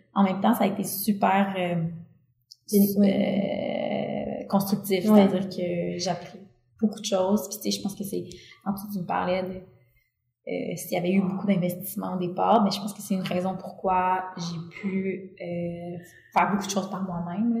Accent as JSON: {"language": "French", "region": "Quebec", "country": "Canada", "said": "je viens du Québec"}